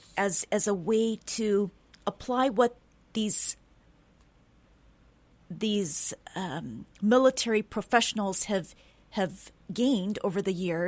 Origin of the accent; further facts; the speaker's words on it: Wailuku, Hawaii, United States; I was born and raised here in Wailuku